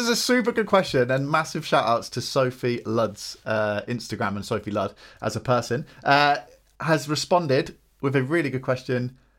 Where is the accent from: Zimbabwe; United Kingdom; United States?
United Kingdom; Something for being British and travelling a lot